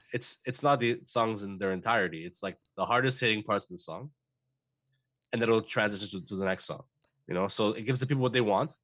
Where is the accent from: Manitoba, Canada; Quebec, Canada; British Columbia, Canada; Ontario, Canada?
Quebec, Canada; Montreal; we're from Montreal